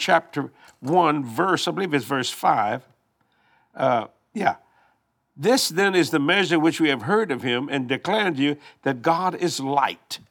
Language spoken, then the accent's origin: English; Cajun, Louisiana, United States; We Cajun people